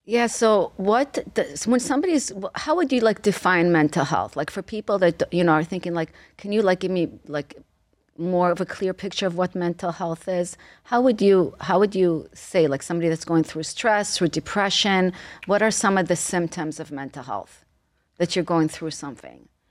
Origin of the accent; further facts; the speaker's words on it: Israel; moved away; I came to this country from Israel